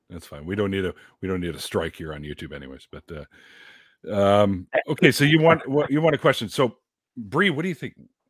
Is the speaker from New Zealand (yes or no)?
no; Vancouver, British Columbia, Canada; I'm Canadian. I'm from the Vancouver, British Columbia area.